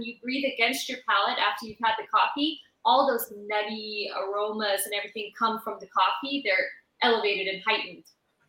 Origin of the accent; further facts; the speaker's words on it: California, United States; moved away as an adult; also born or lived in New York; now in Switzerland; I am from the U.S., even though I live here now in Switzerland. I'm originally from California. I was living in New York before I moved here